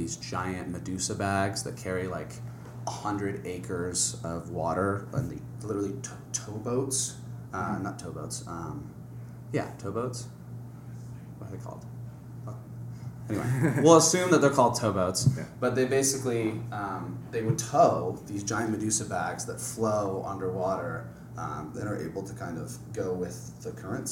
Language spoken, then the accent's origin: English; Santa Barbara, California, United States; also born or lived in Hawaii; I grew up in Santa Barbara, and basically, not a bad place to grow up by any means, and spent my summers and winters in Hawaii pretty much every year